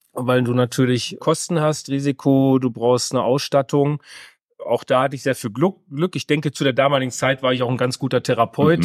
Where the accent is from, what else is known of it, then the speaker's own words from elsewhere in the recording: North Rhine-Westphalia, Germany; komme gebürtig aus Westfalen